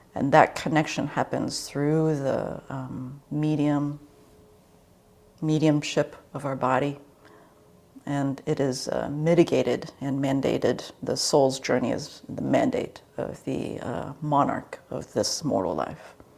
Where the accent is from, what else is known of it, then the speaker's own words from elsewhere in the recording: D.C. Baltimore area, Maryland, United States; now in California, United States; I grew up in the East Coast in the D.C. Baltimore area